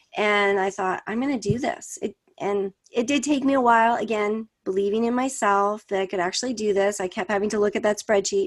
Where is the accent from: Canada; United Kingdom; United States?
Canada; I'm Canadian